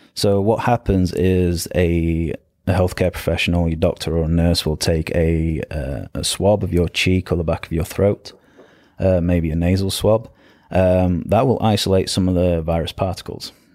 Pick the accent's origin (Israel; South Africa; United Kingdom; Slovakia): United Kingdom; the north of England; moved away as an adult; I grew up in England, in the north of England. Uh, moved down to south of England